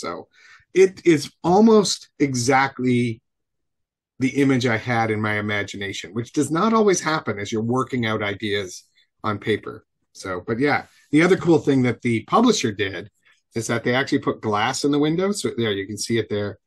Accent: Buffalo, New York, United States; I grew up in Buffalo

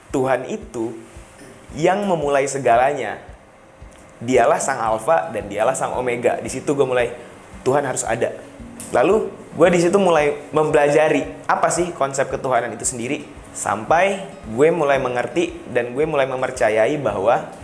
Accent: West Sumatra, Indonesia; kalau misalnya berbicara soal suku, ras, gue orang Minang.

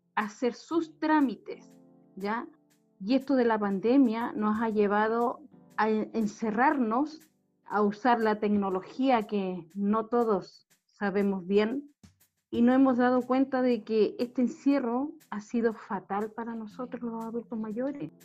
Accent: Alto, northern Chile, Chile; yo soy de Alto

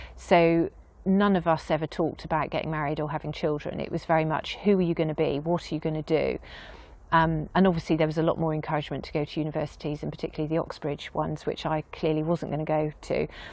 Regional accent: Dorset, South West England, United Kingdom; moved away as an adult; also born or lived in Weymouth / Yetminster / New York; now in Castle Cary, United Kingdom; So I've always felt I was a Dorset girl

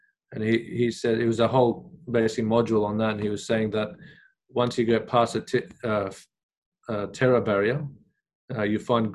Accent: Australia; also born or lived in Iraq; even as kids growing up in Australia, we'd watch the news.

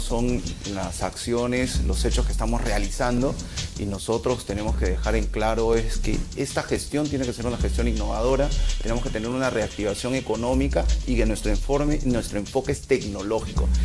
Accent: Peru; como peruano y como profesional

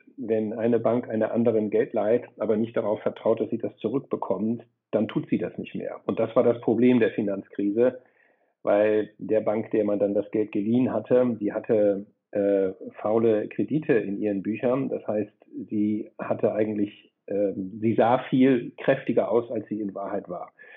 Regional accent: Flensburg, Schleswig-Holstein, Germany; moved away as an adult; also born or lived in Freiburg; Ich komme ursprünglich aus Flensburg, also genau an das andere Ende der Republik.

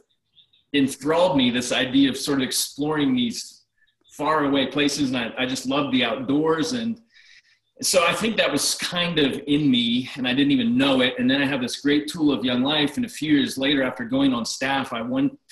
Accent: Ohio, United States; moved away as an adult; also born or lived in West Virginia; I grew up in Ohio and came to West Liberty State College

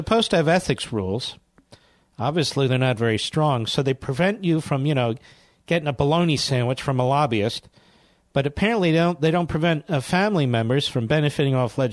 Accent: Philadelphia, Pennsylvania, United States; moved away; Philly, my hometown

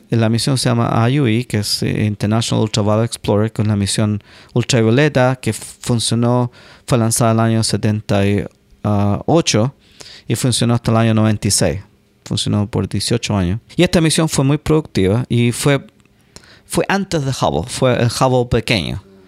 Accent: Chile; moved away as an adult; now in United States; yo soy el único chileno que ha llegado ya

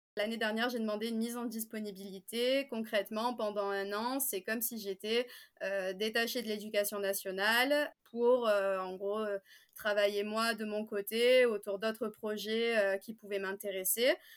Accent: Marseille, Provence-Alpes-Côte d'Azur, France; je viens de Marseille

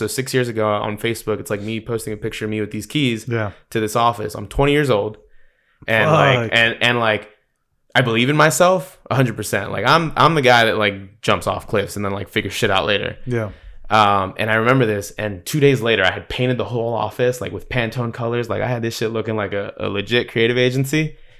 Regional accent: East Coast, United States; also born or lived in Salinas, California; Most people don't know I was born in California. So I was born in Salinas to a truck driver a dad, and grew up on the East Coast.

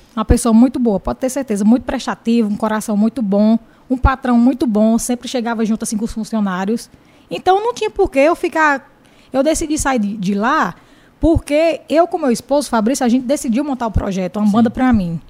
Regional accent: Jaguaribe, Ceará, Brazil; sou de Jaguaribe

